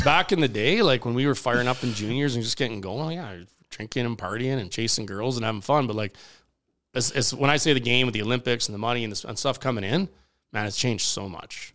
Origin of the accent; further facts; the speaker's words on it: Regina, Saskatchewan, Canada; moved away; I grew up in Regina